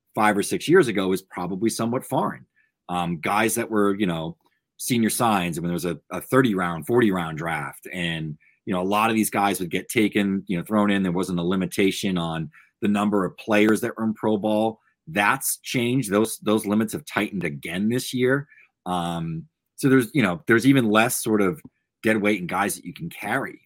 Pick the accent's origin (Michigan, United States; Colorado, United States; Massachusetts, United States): Massachusetts, United States; the two of us, you know, growing up in Massachusetts